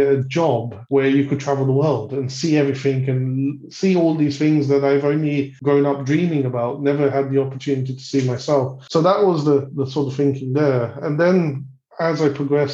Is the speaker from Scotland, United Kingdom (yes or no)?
no; London, United Kingdom; I was born in the UK. So I grew up in London.